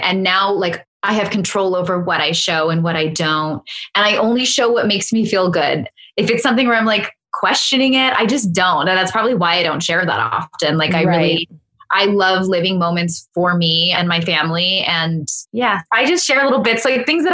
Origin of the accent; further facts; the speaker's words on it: Laguna Beach, California, United States; I live in my hometown